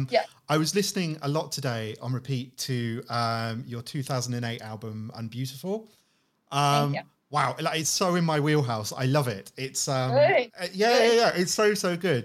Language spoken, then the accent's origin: English; United Kingdom; a Brit